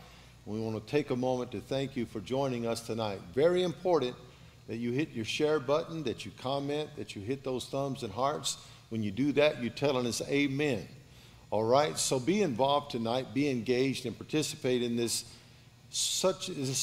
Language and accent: English; Baker, Louisiana, United States; I was raised in Baker, Louisiana